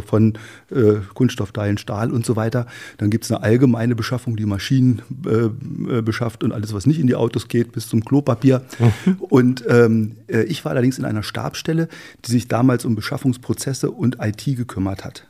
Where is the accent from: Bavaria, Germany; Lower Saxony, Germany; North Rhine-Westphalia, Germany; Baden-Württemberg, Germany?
Lower Saxony, Germany; Wolfsburg; moved away; also born or lived in Helmstedt; bin in, äh, in Wolfsburg, genauer gesagt im, äh, im Ortsteil Hattorf, das ist ein Dorf, eingemeindetes Dorf von Wolfsburg, aufgewachsen